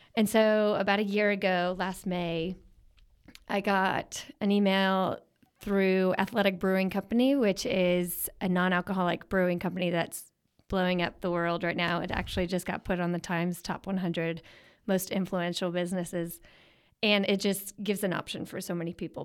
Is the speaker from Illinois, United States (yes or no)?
no; Philadelphia, Pennsylvania, United States; growing up in Philly